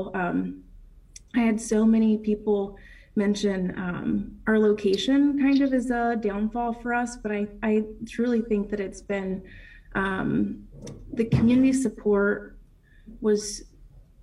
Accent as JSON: {"language": "English", "town": "New Haven", "region": "West Virginia", "country": "United States", "tie": "born or raised there", "said": "So I'm originally from, I grew up in Mason County here in New Haven area, Leechart area. I went to Wahama High School"}